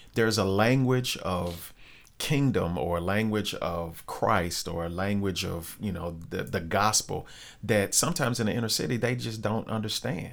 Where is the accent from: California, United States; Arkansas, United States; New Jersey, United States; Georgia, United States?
Arkansas, United States; North Little Rock; I grew up in Glenview, which is a, a suburb of Rose